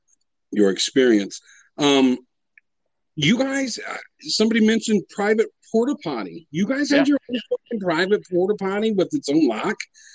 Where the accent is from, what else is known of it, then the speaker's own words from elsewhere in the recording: Joplin, Missouri, United States; I was born in Joplin, Missouri. I lived in Missouri.